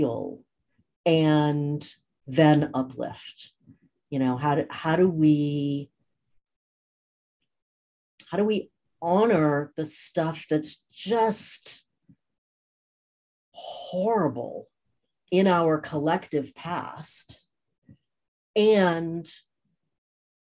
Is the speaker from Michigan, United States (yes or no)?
no; Cambridge, Massachusetts, United States; also born or lived in New Orleans, Louisiana; now in Southern California, United States; I grew up in Cambridge, Massachusetts